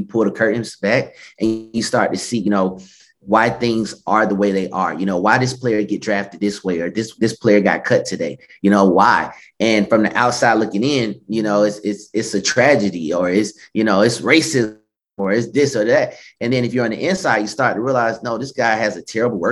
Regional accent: Stone Mountain, Georgia, United States; I'm born and raised in Stone Mountain, Georgia, which is about 15 minutes east of Atlanta.

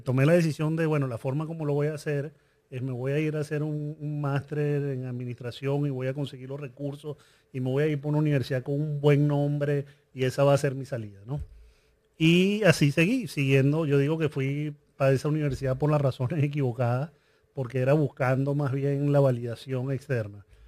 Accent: Venezuela; yo crecí en Venezuela

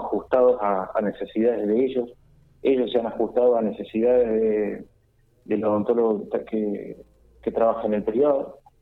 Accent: Victorica, La Pampa, Argentina; now in Santa Rosa, Argentina; en este momento estoy radicado en Santa Rosa, pero soy de Victorica

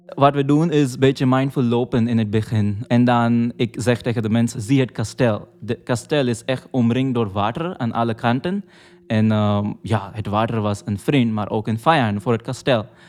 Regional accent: Mumbai, Maharashtra, India; moved away; ik kom uit Mumbai, dat is een heel grote stad. Maar we wonen eh, vlakbij een bos

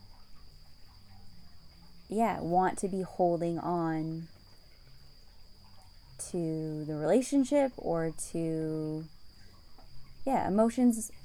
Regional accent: North Vancouver, British Columbia, Canada; moved away as an adult; also born or lived in London / Hong Kong / Paris; I grew up in Vancouver, Canada.

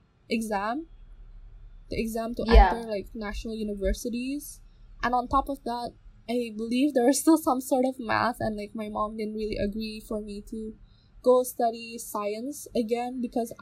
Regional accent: Indonesia; moved away as an adult; now in Japan; we are from Southeast Asia, we are from Indonesia

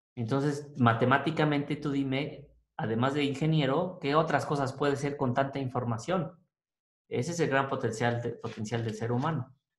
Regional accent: Mexico; quiénes somos como mexicanos

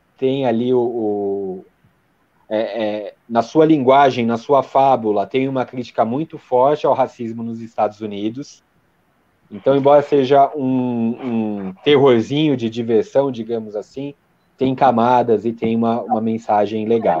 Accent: Brazil; como nós somos brasileiros

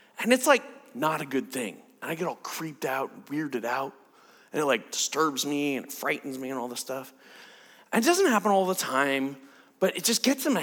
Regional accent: United States; I'm an American

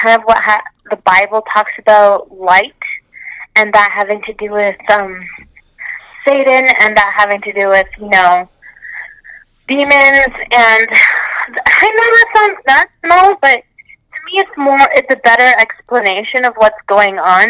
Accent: Canada; I'm from Canada

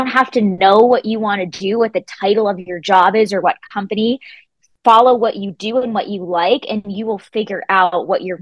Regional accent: Rhode Island, United States; moved away as an adult; also born or lived in Florida; I was born and raised in Rhode Island

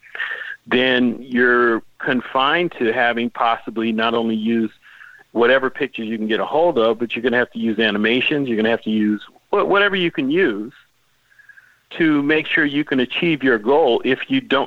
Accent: Los Angeles, California, United States; I grew up in the same area of town. You know, so I understand that whole experience of growing up in South Central, the whole Crenshaw thing

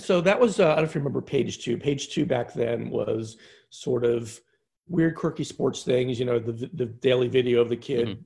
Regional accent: Philadelphia, Pennsylvania, United States; I grew up outside Philadelphia

